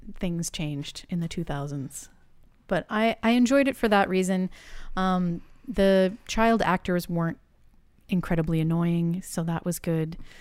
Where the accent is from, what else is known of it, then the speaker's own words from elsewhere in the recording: Massachusetts, United States; I grew up in Massachusetts